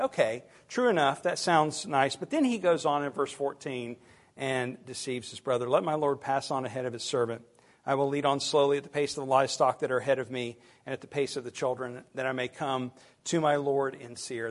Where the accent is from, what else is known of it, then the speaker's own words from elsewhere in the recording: United States; us as American Christians